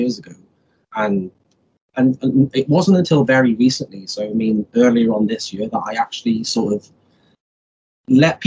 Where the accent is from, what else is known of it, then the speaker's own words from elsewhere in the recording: Wales, United Kingdom; now in England; I'm originally from Wales, which is a country in the UK. I live in England at the moment